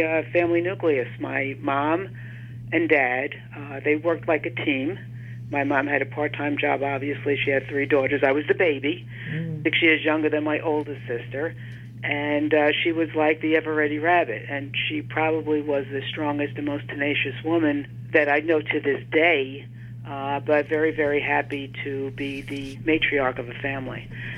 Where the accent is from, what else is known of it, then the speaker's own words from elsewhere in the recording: New York City, New York, United States; I grew up in Brooklyn.